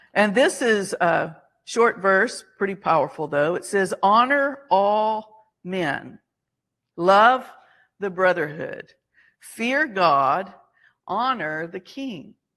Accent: Alabama, United States; we were Southerners, we are from Alabama. So, you know, part of that training and upbringing is you say yes, ma'am

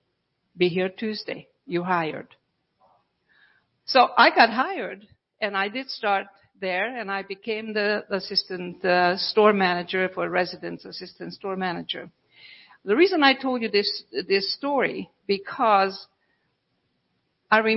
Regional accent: Budapest, Hungary; moved away; I'm from Europe. And so in Budapest, Hungary, we had a lot of the telephone booths

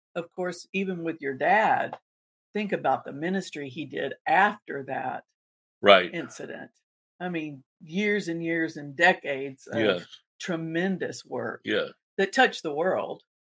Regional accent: Panama City, Florida, United States; my hometown, Panama City.

